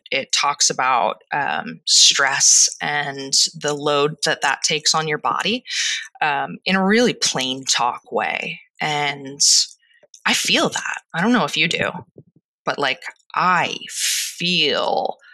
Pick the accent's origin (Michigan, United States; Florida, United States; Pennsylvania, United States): Pennsylvania, United States; Delaware County; moved away; I'm from Delaware County, Pennsylvania, and I say water.